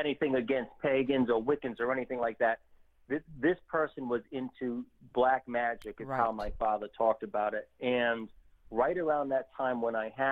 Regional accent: Warwick, Rhode Island, United States; also born or lived in Providence, Rhode Island; we moved from Providence, and I spent basically from 9-10 years old all the way up until my 20s living in the suburbs of Warwick, Rhode Island.

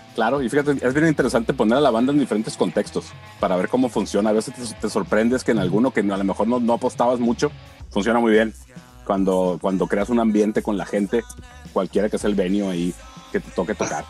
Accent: Sinaloa, Mexico; yo que soy de Sinaloa

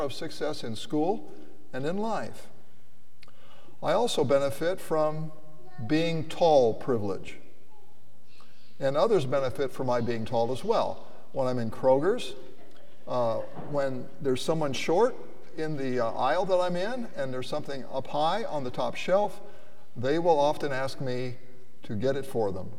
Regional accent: United States; I was born in the United States

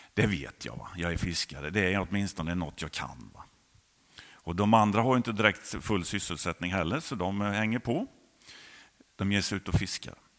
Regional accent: Jönköping County, Sweden; also born or lived in Hovslätt; Jag är uppvuxen i Andreaskyrkan på den sidan, numera Fjällstugan

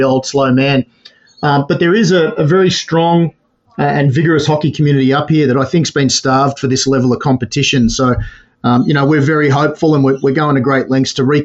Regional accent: Melbourne, Victoria, Australia; now in Sydney, Australia; I'm from Melbourne originally, came up with the Victorian under-16 side

